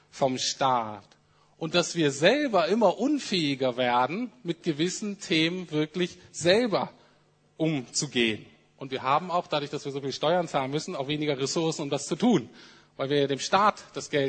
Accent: Germany; Aber ich bin so aufgewachsen, dass ich als Deutscher in ganz existenziellen Krisen und Nöten, in denen wir als Menschen kommen können

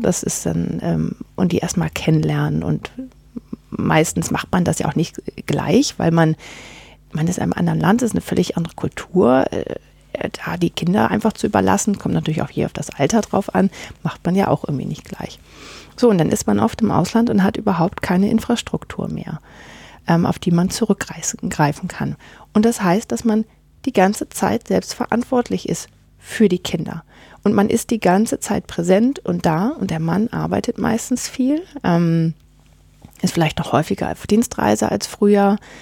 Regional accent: Northern Germany, Germany; now in Gimmeldingen, Germany; bei uns wo in Norddeutschland, wo ich herkomme

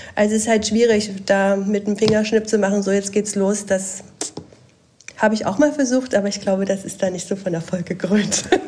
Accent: Dresden, Saxony, Germany; Ich komme aus Dresden

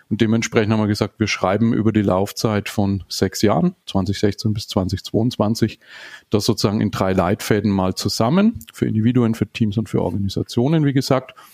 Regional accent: Nuremberg, Bavaria, Germany; äh, auch aus Nürnberg wie du, 44 Jahre, ähm, verheiratet, habe eine neunjährige Tochter, lebe auch hier in Nürnberg

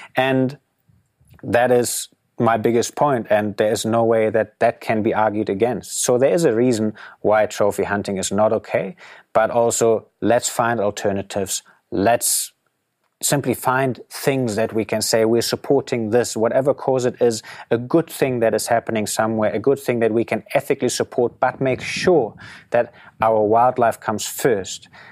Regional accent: Germany; moved away as an adult; growing up in Germany

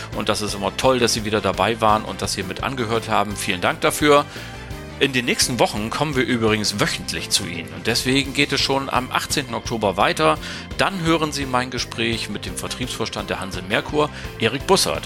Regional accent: Bremen, Germany; Meine Heimatstadt

